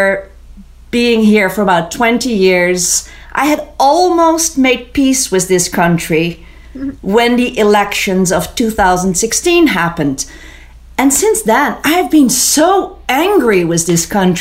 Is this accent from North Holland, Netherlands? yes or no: yes; Amsterdam, North Holland, Netherlands; moved away as an adult; also born or lived in Israel; now in Vermont, United States; When I was 18, I moved from Amsterdam, where I grew up